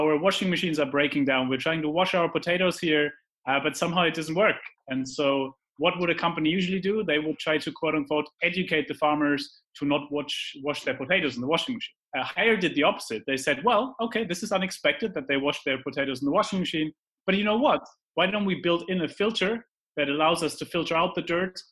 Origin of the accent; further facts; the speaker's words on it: Heidelberg, Baden-Württemberg, Germany; moved away; also born or lived in London; I grew up in Heidelberg, which is a romantic city in Germany